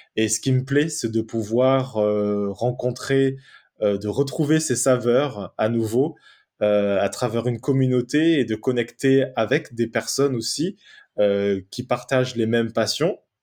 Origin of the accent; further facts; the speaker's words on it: Marseille, Provence-Alpes-Côte d'Azur, France; moved away as an adult; also born or lived in Norway; je suis né à Marseille le 16 mai 1988, donc ça fait de moi une personne qui a 33 ans aujourd'hui. Et j'ai grandi à Marseille jusqu'à l'âge de 19 ans.